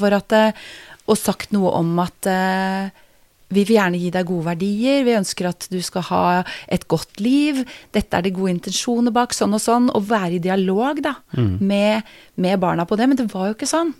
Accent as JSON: {"language": "Norwegian", "town": "Geilo", "region": "Buskerud", "country": "Norway", "tie": "born or raised there", "said": "Jeg er jo fra Geilo, jeg må begynne med det, da. Geilo i Hallingdal. Mm. Har eh, vokst opp som eh, eneste jente i en familie med tre eh, brødre."}